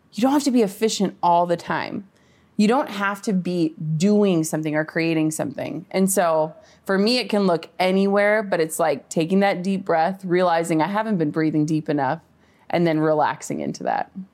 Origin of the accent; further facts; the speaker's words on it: Minnesota, United States; I'm from Minnesota, like, small town.